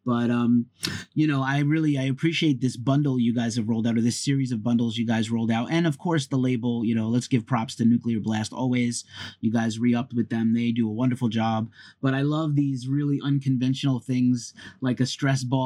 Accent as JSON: {"language": "English", "town": "New York City", "region": "New York", "country": "United States", "also_born_or_lived": "Boston", "said": "I'm from New York City and I live here again now, but I lived in Boston for a long time"}